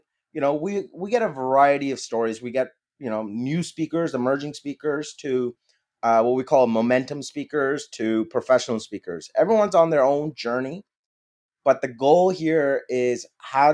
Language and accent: English; Pakistan; English is a second language; moved away; being a Pakistani immigrant